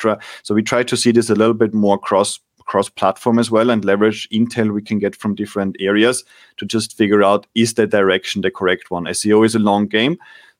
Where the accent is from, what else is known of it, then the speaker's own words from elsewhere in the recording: Austria; I grew up in Austria in the winter